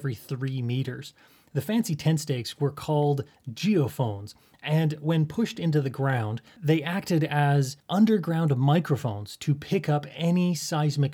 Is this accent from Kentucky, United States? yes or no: no; along the Wasatch Fault of Utah, United States; moved away; my hometown situated along the Wasatch Fault of Utah